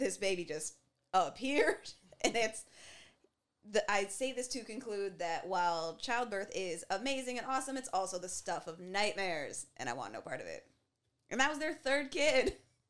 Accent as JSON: {"language": "English", "country": "Canada", "said": "as black and as Canadian as we are"}